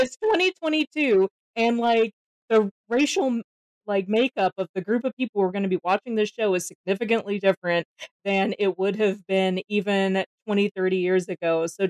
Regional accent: Georgia, United States; I'm from Georgia. I grew up really enmeshed in this horrible racist horseshit

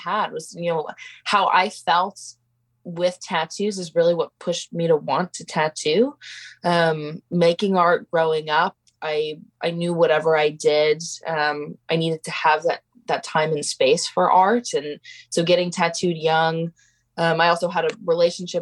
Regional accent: Portland, Oregon, United States; I grew up in Portland, very involved in a number of art communities

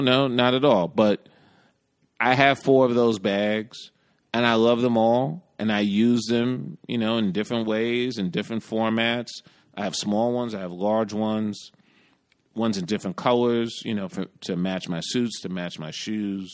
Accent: New York, United States; as a New Yorker

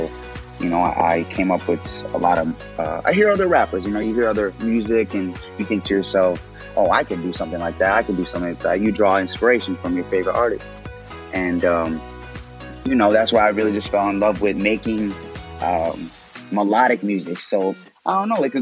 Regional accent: Illinois, United States; also born or lived in Texas; I'm from Illinois. I'm from Texas. I say Illinois and Texas because I bounced around a lot as a kid. Um, mm You know, my family's predominantly from the south side of Chicago

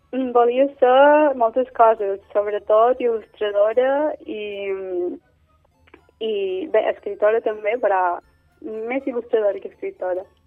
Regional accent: Manacor, Balearic Islands, Spain; Manacor és el meu poble

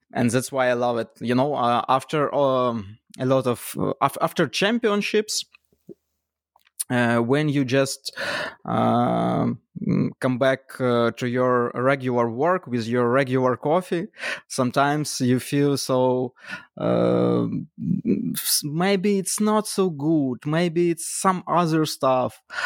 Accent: Kyiv, Ukraine; from, uh, Kyiv, Ukraine.

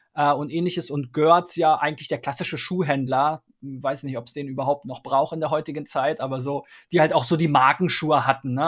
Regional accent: Berlin, Germany; ich komme ursprünglich aus Spandau

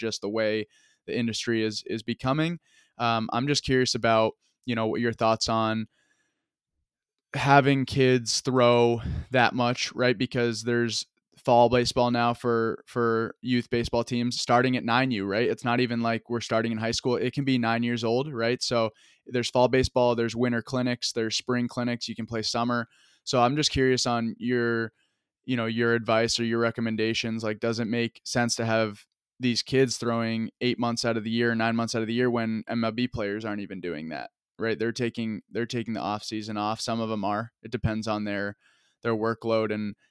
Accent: Vermont, United States; I'm from Vermont

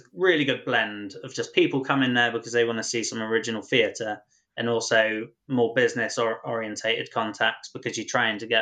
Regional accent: North Devon, South West England, United Kingdom; moved away as an adult; now in London, United Kingdom; I grew up in North Devon and I moved to London when I was 20 years old to become a writer.

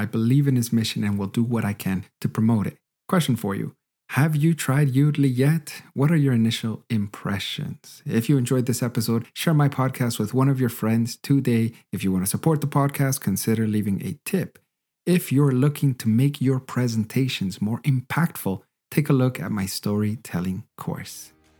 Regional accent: Canada; now in Germany; But I still, as a Canadian, still get shy sometimes to be very honest with them about certain aspects.

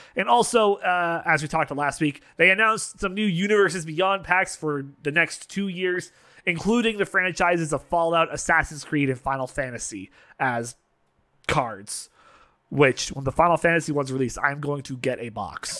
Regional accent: Canada; being Canadian

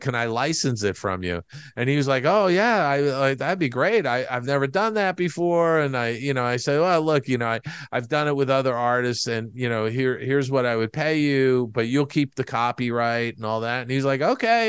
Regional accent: East Coast, United States; moved away; I grew up on the East Coast

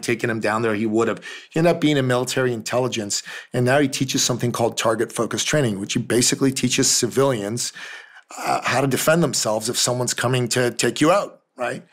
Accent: Iran; moved away; I'm from Iran originally

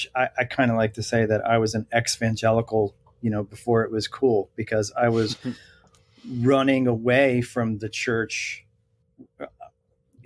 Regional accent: Bergen County, New Jersey, United States; I'm a Bergen County kid of New Jersey. And so I stared at those twin towers like my whole life

